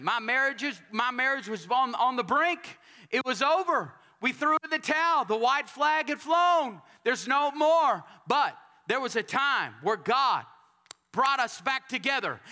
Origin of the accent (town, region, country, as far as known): Texas, United States